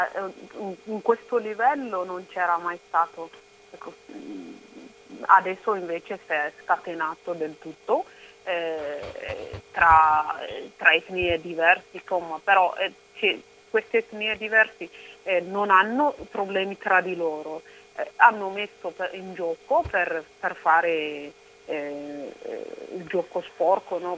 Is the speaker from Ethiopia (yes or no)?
yes; Oromia, Ethiopia; now in Italy; Io sono cresciuta, nata in Oromia